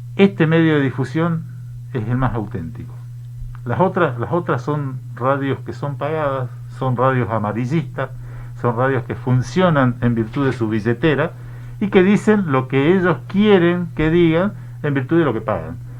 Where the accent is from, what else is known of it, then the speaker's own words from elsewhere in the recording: Misiones, Argentina; Yo soy de Misiones. Yo soy de Misiones, yo vengo del norte